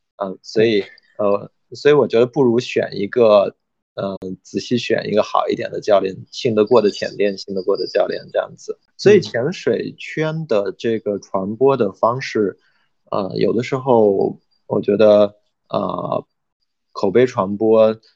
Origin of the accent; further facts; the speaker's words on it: China; 我们中国人